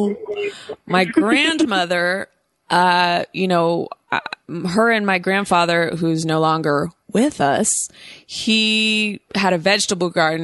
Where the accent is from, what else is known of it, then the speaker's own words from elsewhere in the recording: Oakland, California, United States; also born or lived in New York; I'm from Oakland, California, the Bay Area